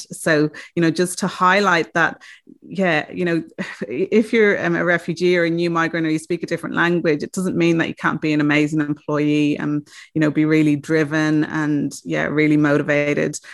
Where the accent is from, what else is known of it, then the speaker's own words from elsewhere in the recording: Ireland; moved away as an adult; also born or lived in Australia; I am from Ireland and came to Australia a week after I graduated